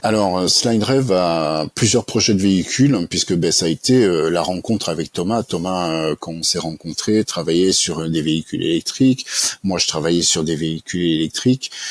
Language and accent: French; Annemasse, Auvergne-Rhône-Alpes, France; also born or lived in Montauban / Annecy / Toulouse; j'ai passé ma plus tendre enfance dans les Alpes, en Haute-Savoie, notamment sur Annemasse